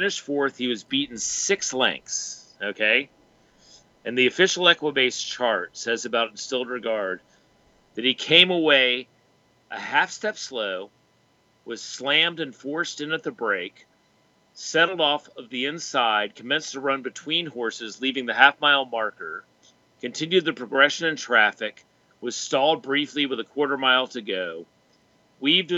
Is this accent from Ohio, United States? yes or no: no; Rochester, New York, United States; now in Des Moines, United States; I was born in Rochester.